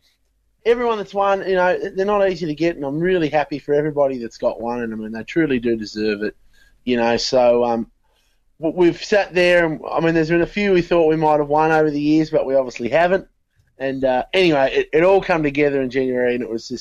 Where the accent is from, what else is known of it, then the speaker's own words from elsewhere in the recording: Hobart, Tasmania, Australia; we're from Hobart